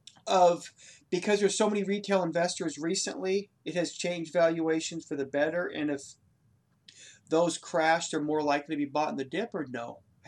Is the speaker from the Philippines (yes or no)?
no; Ireland; I'm the Irish guy, bro. I will know a four-leaf clover from a poppy.